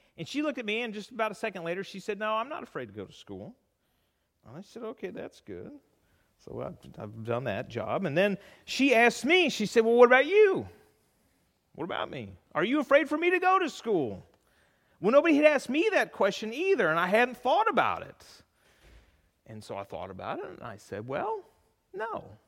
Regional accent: California, United States; moved away; growing up in California

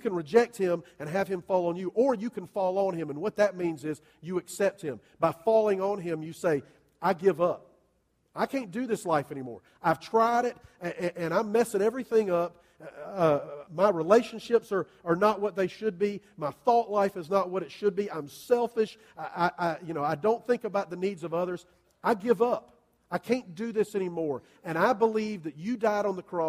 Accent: Columbia, South Carolina, United States; I grew up in Columbia, you know, and it's not even hot down there till it hits triple digits

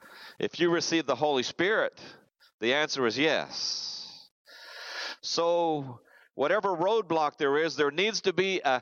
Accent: Zimbabwe; also born or lived in South Africa; I grew up over in Africa. My parents were missionaries over there, born in South Africa, lived there 2 years. We moved to the country of Rhodesia and went through the 10 years of war before it came to Zimbabwe.

